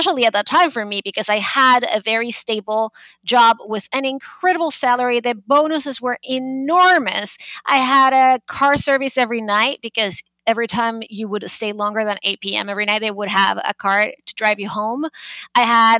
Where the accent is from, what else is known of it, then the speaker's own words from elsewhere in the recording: Venezuela; also born or lived in Boston, United States; now in New York City, United States; I am originally from Venezuela, but I have been in New York for 22 years